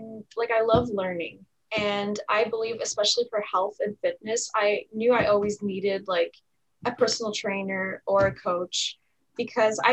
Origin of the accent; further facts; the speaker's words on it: Canada; also born or lived in Ottawa, Ontario; I'm from Canada. I live in the city, I'm in the province of Ontario, and I live in the city of Ottawa.